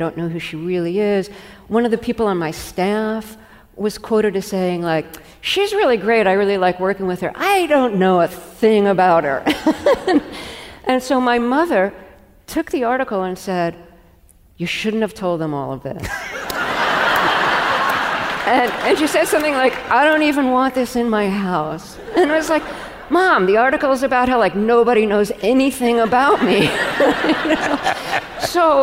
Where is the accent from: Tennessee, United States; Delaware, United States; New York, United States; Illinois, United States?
New York, United States; New York City; growing up in Brooklyn